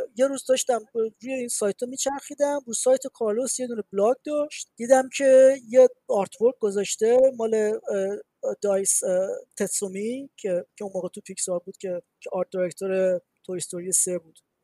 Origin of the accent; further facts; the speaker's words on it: Iran; moved away as an adult; now in Montreal, Canada; من از ایرانم